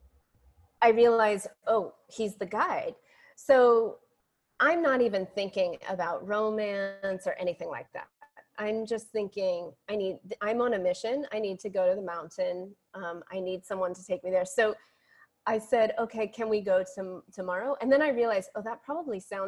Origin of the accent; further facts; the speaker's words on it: San Francisco, California, United States; moved away as an adult; now in Ashland, United States; I'm from San Francisco and here I am, you know, way up in Ashland